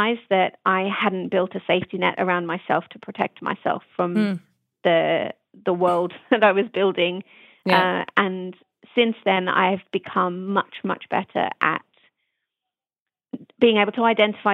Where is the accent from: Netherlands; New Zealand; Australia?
Australia; now in United Kingdom; growing up in Australia